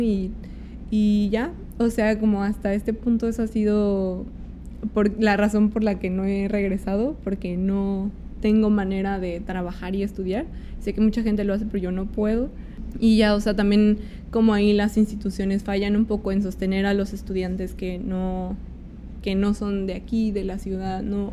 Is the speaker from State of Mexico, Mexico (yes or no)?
yes; State of Mexico, Mexico; moved away as an adult; now in Mexico City, Mexico; yo soy del Estado de México, entonces como llegué a vivir acá porque justo quería estudiar en la escuela de aquí